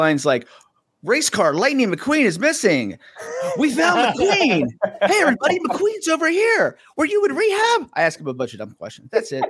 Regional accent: West Virginia, United States; Whenever I say I'm from West Virginia

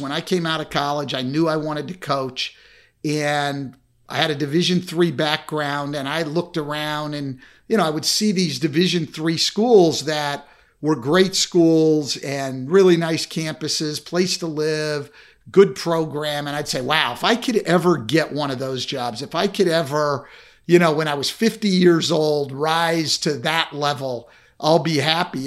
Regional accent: Bay Area, California, United States; I grew up in the Bay Area

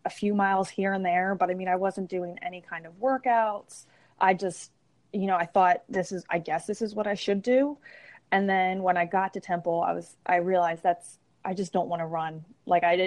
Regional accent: Langhorne, Pennsylvania, United States; I grew up in Bucks County. So Langhorne is actually where my parents still live.

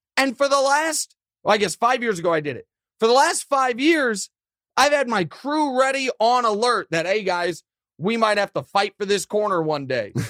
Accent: Kansas City, Missouri, United States; my hometown

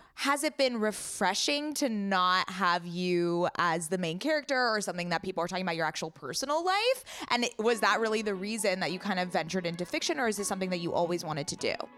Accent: Coronado, California, United States; born or raised there

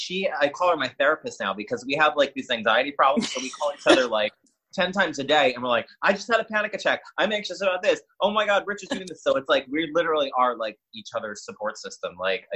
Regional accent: New York City, New York, United States; now in Florida, United States; Born and raised.

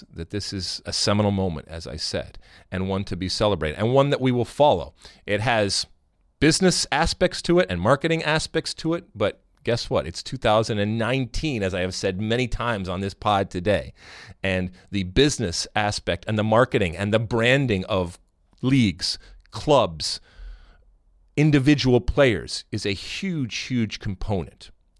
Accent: United States; We, as American soccer folks

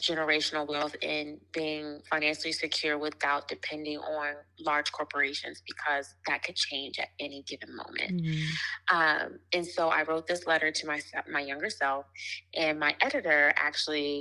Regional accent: Washington, District of Columbia, United States; moved away as an adult; also born or lived in New York City; now in New York, United States; I'm originally from Washington, D.C., but currently live in New York with my family, my daughter, and my husband.

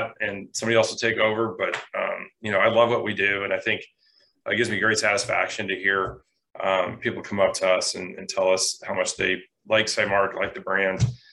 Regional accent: Michigan, United States; I grew up in Michigan, it's a wonderful state, and I wouldn't trade it for anything.

